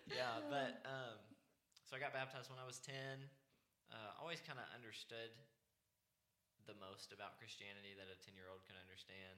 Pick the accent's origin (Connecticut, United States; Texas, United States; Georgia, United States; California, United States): Texas, United States; North Richland Hills; accent: cornbread; also born or lived in Dallas, Texas / Plano, Texas; went to a church in um, North Richland Hills, which is kind of near Fort Worth